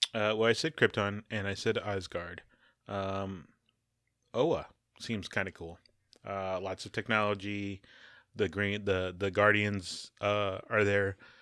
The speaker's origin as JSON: {"language": "English", "country": "United States", "said": "I'm also American"}